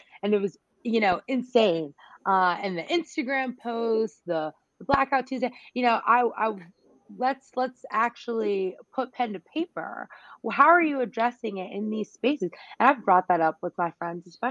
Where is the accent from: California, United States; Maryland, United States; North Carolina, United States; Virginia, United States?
North Carolina, United States; I'm from North Carolina